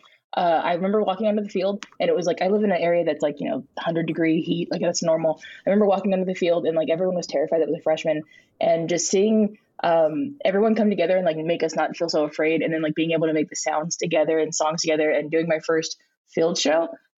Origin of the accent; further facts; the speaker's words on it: California, United States; Well, I am from California. I'm from a part of the valley, a small part of the valley in California